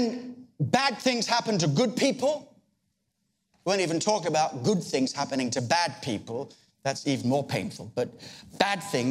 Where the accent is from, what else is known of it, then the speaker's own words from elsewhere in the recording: Australia; I come from Australia